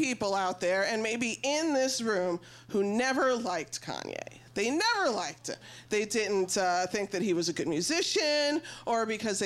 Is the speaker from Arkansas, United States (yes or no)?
no; Chicago, Illinois, United States; I was born on May 6, 1979, and me and my mother, Kim, lived at 8367 South Shore Drive right here in Chicago